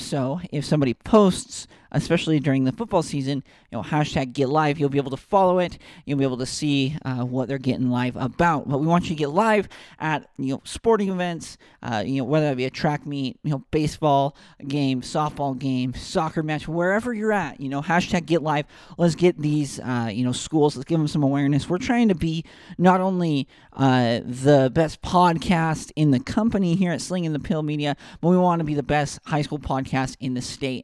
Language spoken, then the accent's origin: English; West Point, Utah, United States; moved away; I'm originally from West Point, Utah